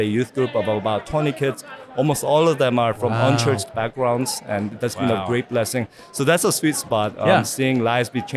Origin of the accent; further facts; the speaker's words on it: Orange County, California, United States; I'm Asian American, I'm Korean American, grew up in Orange County.